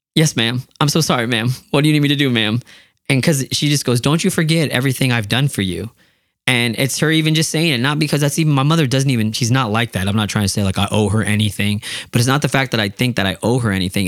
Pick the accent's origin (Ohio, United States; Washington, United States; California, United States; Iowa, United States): Washington, United States; Yakima; I'm from Yakima